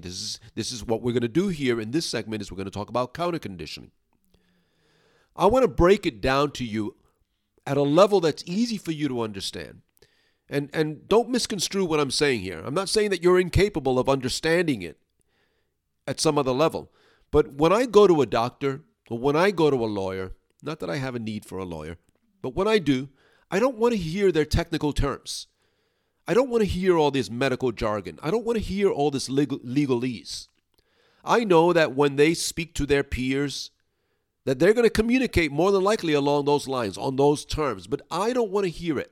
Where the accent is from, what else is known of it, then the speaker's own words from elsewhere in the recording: New York City, New York, United States; now in upstate New York, United States; I'm originally from New York City, Brooklyn, actually. And I'm now living in upstate New York